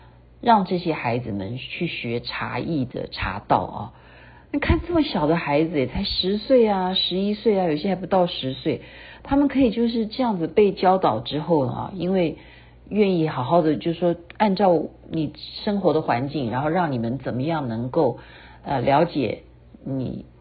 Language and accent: Chinese; Taiwan; 可是觉得我们台湾人还是有这种韧性的啊，就是我们是真的是能够忍耐